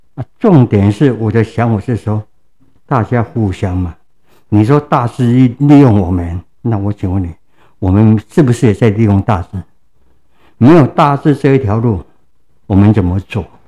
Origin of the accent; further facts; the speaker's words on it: Tainan, Taiwan; 我的故乡是在 南部的台南区